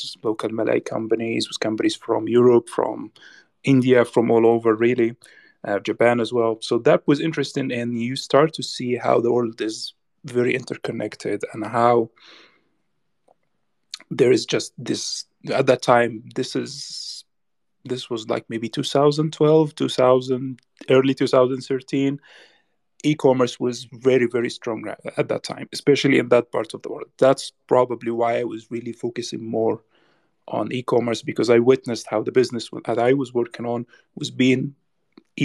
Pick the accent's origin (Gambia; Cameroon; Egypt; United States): Egypt; Damanhour, Beheira; I'm from Egypt, like you mentioned before, specifically from a place called Damanhour in the northern part of Egypt.